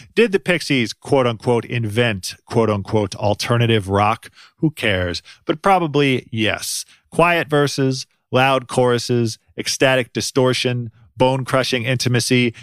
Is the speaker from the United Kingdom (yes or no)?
no; Cleveland, Ohio, United States; I'm from Cleveland